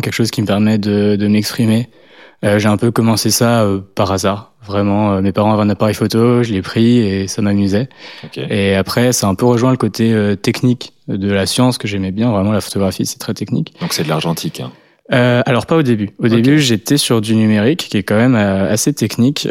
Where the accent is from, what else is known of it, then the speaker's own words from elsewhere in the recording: Le Havre, Normandy, France; now in Lyon, France; je viens d'une plus petite ville à la base. je viens du Havre